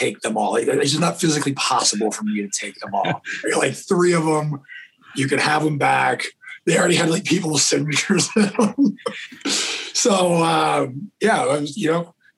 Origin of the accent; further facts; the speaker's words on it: Northern California, United States; also born or lived in Texas / Pocatello, Idaho; So I was born in Texas, moved to California. I was two in Northern California. My dad trained reining cutting horses for about 35, 40 years. So I grew up on ranches kind of all over Northern California